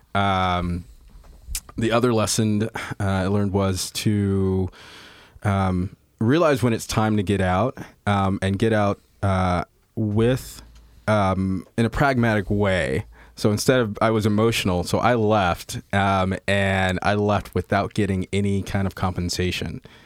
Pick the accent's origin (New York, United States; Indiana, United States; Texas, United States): Indiana, United States; Indianapolis; I grew up in the Midwest, um, wow, uh, Indianapolis, Indiana, and, uh, was raised mostly from the time I was seven till the time I was eighteen